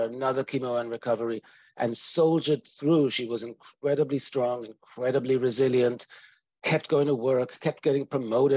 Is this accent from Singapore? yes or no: no; United States; I'm an American psychologist.